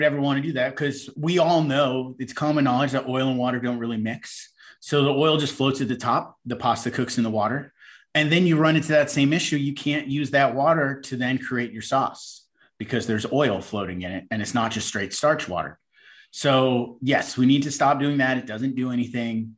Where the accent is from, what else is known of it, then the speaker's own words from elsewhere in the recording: New York, United States; I come from an Italian-American family. We grew up on the East Coast in New York.